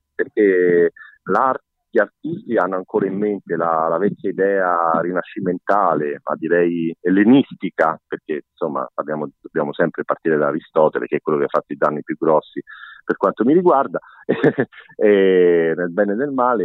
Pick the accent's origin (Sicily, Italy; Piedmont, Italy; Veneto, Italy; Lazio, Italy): Lazio, Italy; Rome; now in Cagliari, Italy; io vengo da Roma, sono romano, per me, almeno per, per metà, diciamo